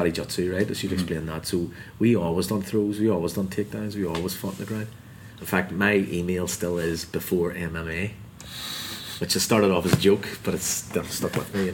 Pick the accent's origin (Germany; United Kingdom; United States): United Kingdom; Belfast, Northern Ireland; I came from Ardoyne, as you just described, and off Belfast